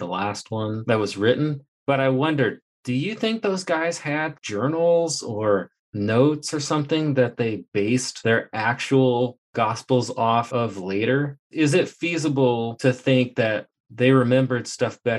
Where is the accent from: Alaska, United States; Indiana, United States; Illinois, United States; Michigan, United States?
Indiana, United States; moved away as an adult; now in Texas, United States; when I was moving to Texas, when I left Indiana, it was my hometown